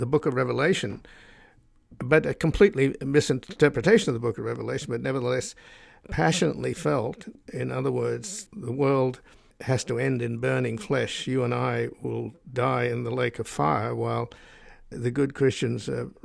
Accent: Australia; now in United States; I was born in Australia, so I'm a descendant from convicts.

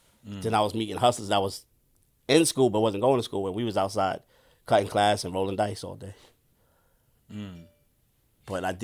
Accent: New York City, New York, United States; Jamaica, Queens, born and raised.

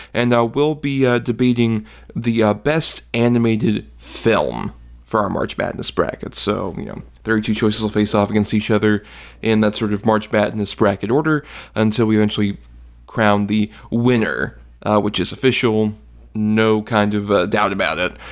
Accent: Tampa, Florida, United States; born and raised in Tampa Bay

